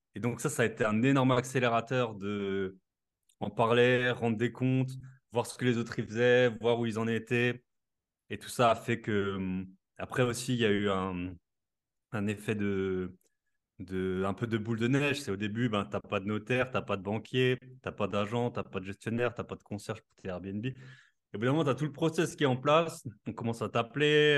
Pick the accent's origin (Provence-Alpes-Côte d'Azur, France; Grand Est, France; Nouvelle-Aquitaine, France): Grand Est, France; Alsace; accent: Alsatian; je suis alsacien comme ça s'entend